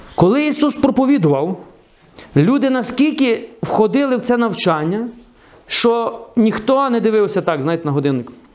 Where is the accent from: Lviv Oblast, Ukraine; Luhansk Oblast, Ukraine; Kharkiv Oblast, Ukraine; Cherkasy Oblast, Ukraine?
Lviv Oblast, Ukraine; Truskavets; Я виріс в Трускавці